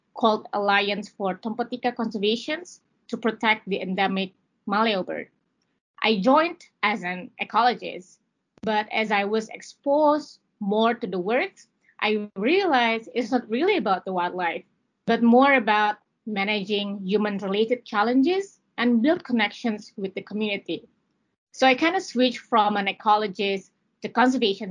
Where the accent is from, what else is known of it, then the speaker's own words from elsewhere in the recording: Central Sulawesi, Indonesia; I'm from Sulawesi and I spent my childhood in the forest, basically in Lore Lindu National Park.